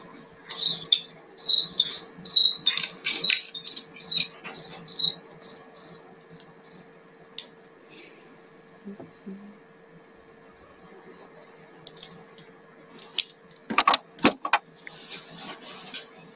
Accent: Detroit, Michigan, United States; I'm from Detroit, Michigan

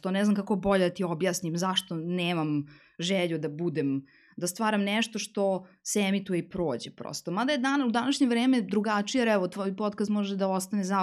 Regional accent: Serbia; kod nas u Srbiji

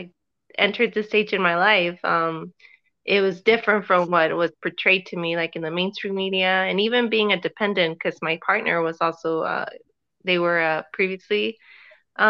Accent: Southwest, United States; moved away; I'm from a border city, and so the social issues there are quite a bit different

